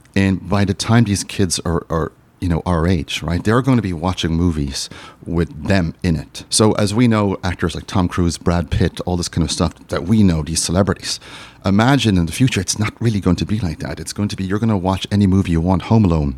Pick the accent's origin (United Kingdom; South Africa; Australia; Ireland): Ireland; I'm from Ireland